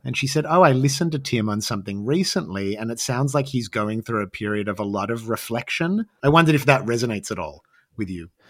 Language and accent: English; Australia; growing up as an Australian artist